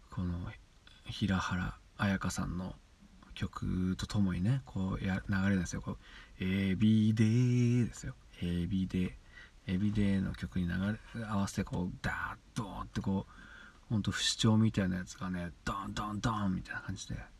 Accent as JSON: {"language": "Japanese", "region": "central Niigata Prefecture", "country": "Japan", "tie": "born or raised there", "said": "僕あの新潟県の,、ね、あの真ん中ぐらいの、うん、ちょうど真ん中ぐらい のところの出身なんですけど出身でま在住"}